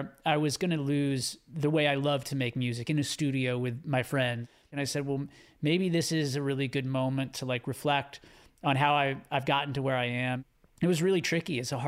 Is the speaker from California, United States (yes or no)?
yes; Southern California, United States; growing up in Southern California